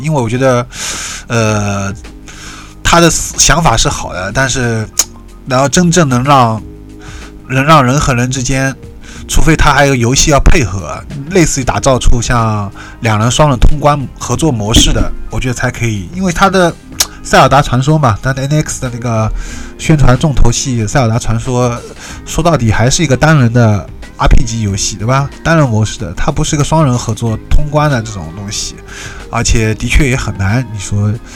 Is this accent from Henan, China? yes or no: no; Shanghai, China; 我是上海的